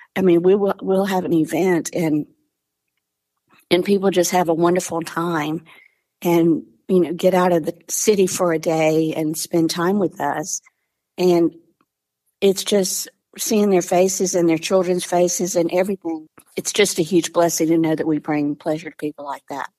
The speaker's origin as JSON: {"language": "English", "region": "Mississippi", "country": "United States", "moved": "yes", "said": "I'm from the South originally, originally from Mississippi"}